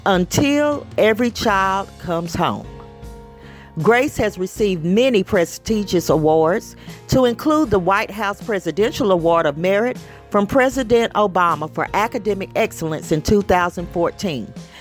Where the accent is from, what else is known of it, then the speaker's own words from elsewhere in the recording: Knox County, Tennessee, United States; This is right here in my hometown